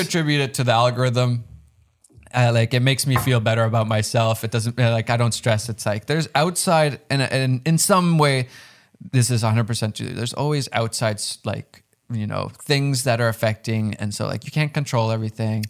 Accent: Finland; I'm from Finland

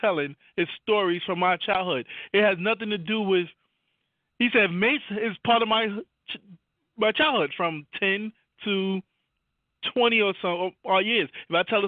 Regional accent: New York City, New York, United States; I'm from Harlem

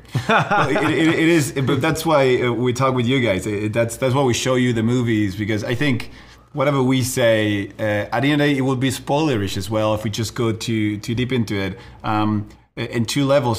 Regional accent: Uruguay; moved away; we're from Uruguay as well, so we we grew up in a different reality.

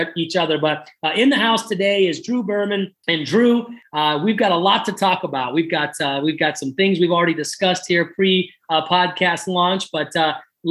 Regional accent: Florida, United States; also born or lived in San Diego; now in Mexico; I'm originally from Florida.

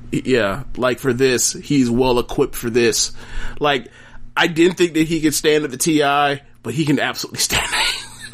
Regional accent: South Carolina, United States; I represent the whole Atlanta. I'm from South Carolina.

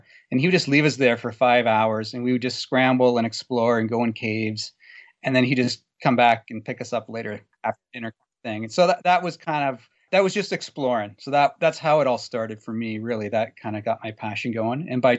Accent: Guelph, Ontario, Canada; Sorry, I grew up in Guelph, which is probably about 20 minutes south of Elora.

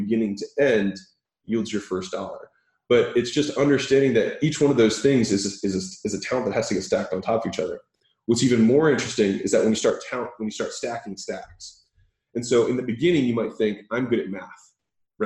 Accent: Baltimore, Maryland, United States; moved away as an adult; also born or lived in Huntington Beach, California; I was from Baltimore, Maryland

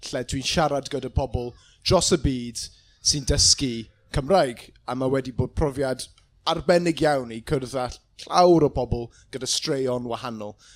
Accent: Peterstone Wentlooge, Wales, United Kingdom; Welsh is a second language; Dwi'n dod o Pencher rhwng Cadydd y Chas Newydd, uh, Llambed y Gwynllwg, Peter Stone Wentlwg yn Saesneg, Steb yn gwybod yr enw Cymraeg. Um, dwi wedi bod dysgu Cymraeg on and off dros deng mlynedd nawr

